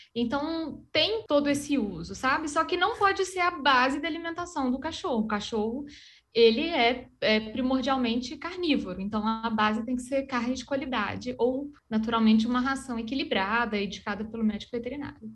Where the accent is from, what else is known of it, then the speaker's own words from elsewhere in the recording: Minas Gerais, Brazil; accent: mineiro; moved away; also born or lived in interior of Paraná; O sotaque já, já mantém aí que eu sou, sou mineira.